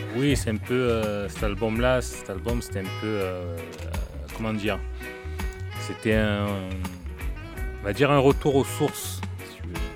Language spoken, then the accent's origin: French; Marseille, Provence-Alpes-Côte d'Azur, France; also born or lived in Vitrolles; j'ai, j'ai grandi à Marseille jusqu'à l'âge de onze ans. Onze ans, on est parti à onze ans, on a déménagé sur Vitrolles. Donc, j'ai grandi dans le quatorzième, la cité des Rosiers.